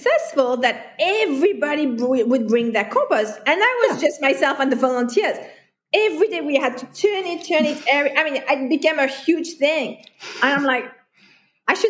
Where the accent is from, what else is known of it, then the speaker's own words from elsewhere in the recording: France; moved away as an adult; also born or lived in Hong Kong; now in Kuala Lumpur, Malaysia; I'm a foreigner. Mm-hmm. And I come from France, which is Western Europe